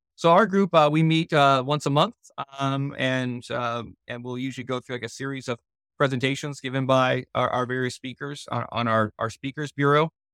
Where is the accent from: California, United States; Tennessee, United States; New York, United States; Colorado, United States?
California, United States; now in Missouri, United States; I'm from California originally